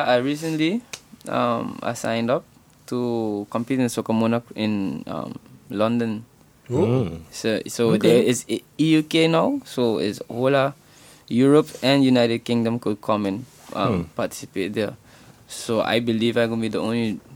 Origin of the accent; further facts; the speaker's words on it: Aruba; moved away as an adult; now in Netherlands; I was born in Aruba.